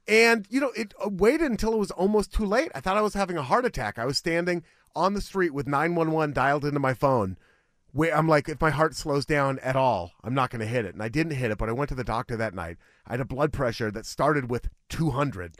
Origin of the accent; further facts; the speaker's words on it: Beaverton, Oregon, United States; Beaverton is the city where I was, unincorporated Washington County